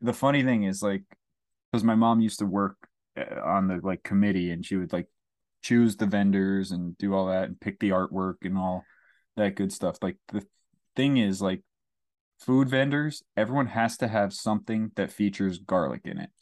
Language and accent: English; Kingston, New York, United States; also born or lived in Saugerties, New York; I grew up in Kingston, but I moved to Saugerties when I was eleven